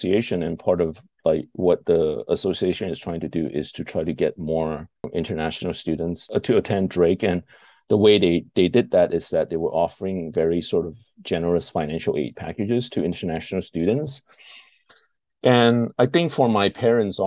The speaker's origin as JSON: {"language": "English", "country": "Malaysia", "tie": "born or raised there", "moved": "as an adult", "lives_now": "Austin, United States", "said": "I was born and raised in Malaysia."}